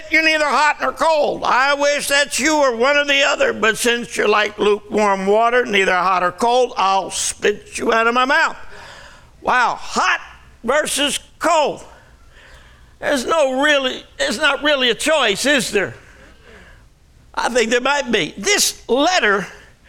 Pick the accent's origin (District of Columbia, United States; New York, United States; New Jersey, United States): New Jersey, United States; Jersey Shore; moved away as an adult; also born or lived in Arizona; I grew up on the Jersey Shore